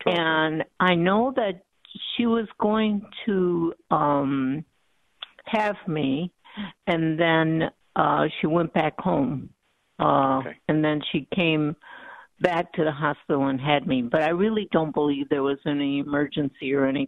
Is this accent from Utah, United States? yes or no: no; Texas, United States; now in Coconut Creek, United States; I'm Hispanic. I was born in Texas.